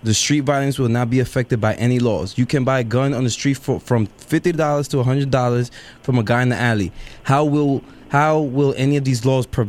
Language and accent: English; New York City, New York, United States; my hometown, the Bronx.